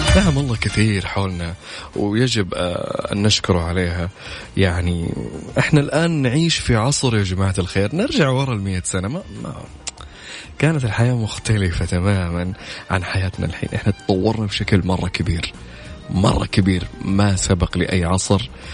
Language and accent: Arabic; Saudi Arabia; عندنا في السعوديه هنا